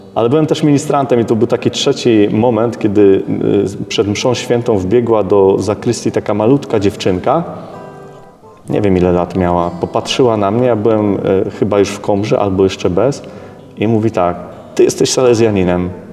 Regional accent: Szczecin, West Pomeranian Voivodeship, Poland; ja pochodzę ze Szczecina, jako mały dzieciak wychodziłem y, z mamą na, na taki teren obok bloku naszego

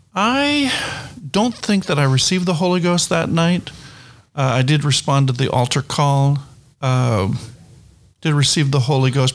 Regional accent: New Brunswick, Canada; moved away; I came from or come from New Brunswick, Canada

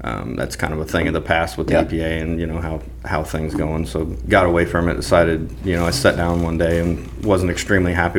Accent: Warrensburg, Missouri, United States; I grew up in Warrensburg, Missouri, and grew up on a family farm, hunting, fishing

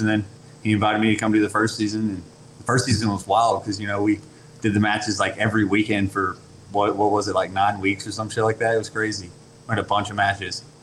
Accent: LaFayette, Georgia, United States; also born or lived in Chattanooga, Tennessee; now in Cartersville, United States; I grew up in Lafayette, Georgia

